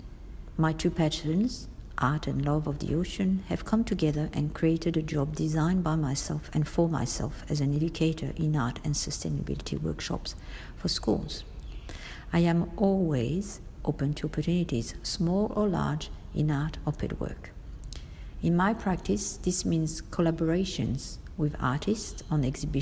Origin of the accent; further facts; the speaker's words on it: Paris, Île-de-France, France; moved away as an adult; now in Australia; I have been in Australia for 30 years this year, and I come from Paris, French-born